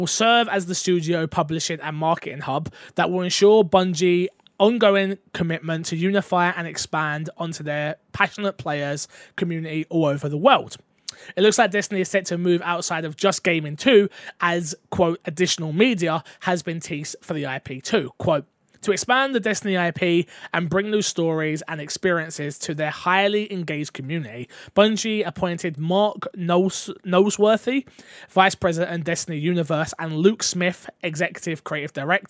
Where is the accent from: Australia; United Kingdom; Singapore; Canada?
United Kingdom; London; But I'm from London, so a lot.